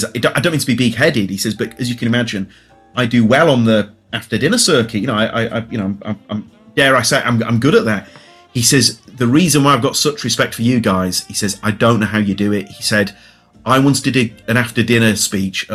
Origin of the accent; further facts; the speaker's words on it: Leeds, Yorkshire and the Humber, United Kingdom; I'm from Leeds.